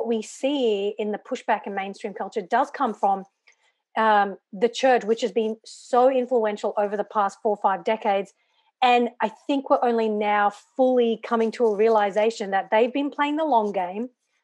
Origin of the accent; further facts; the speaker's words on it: Brisbane, Queensland, Australia; also born or lived in England; I grew up in Brisbane, which is in the state of Queensland